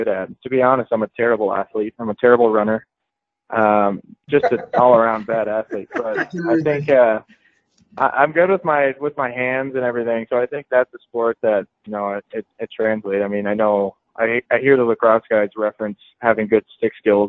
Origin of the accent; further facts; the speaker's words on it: Denver, Colorado, United States; I grew up in Denver